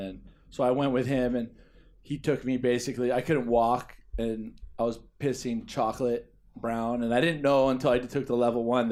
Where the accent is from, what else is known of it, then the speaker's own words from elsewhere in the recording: Kauai, Hawaii, United States; We were born and raised on Kauai